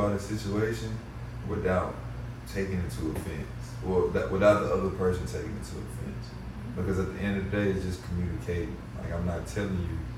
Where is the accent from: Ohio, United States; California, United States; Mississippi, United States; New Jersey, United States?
Mississippi, United States; I grew up in Mississippi